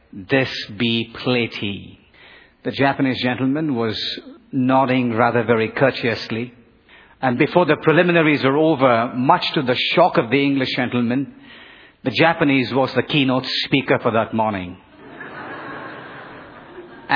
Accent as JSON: {"language": "English", "town": "Bangalore", "region": "Karnataka", "country": "India", "tie": "born or raised there", "moved": "yes", "said": "the southern Indian city of Bangalore, my hometown"}